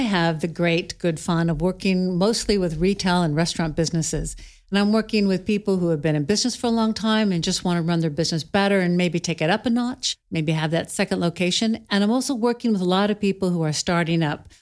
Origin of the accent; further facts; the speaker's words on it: Clatskanie, Oregon, United States; I grew up in Klatskanai